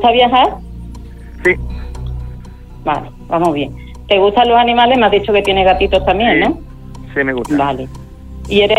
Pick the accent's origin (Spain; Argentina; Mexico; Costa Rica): Spain; Seville, Andalusia; also born or lived in Aljarafe; soy de Sevilla, pero vivo en un pueblecito, en el Ajarace.